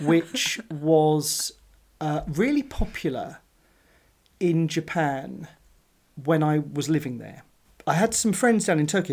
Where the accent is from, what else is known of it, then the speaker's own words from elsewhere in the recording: United Kingdom; I'm a British sports fan